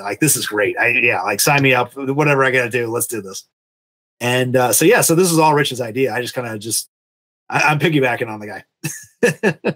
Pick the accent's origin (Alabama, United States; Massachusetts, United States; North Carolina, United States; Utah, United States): Massachusetts, United States; now in Vermont, United States; I grew up in Massachusetts. I live in Vermont now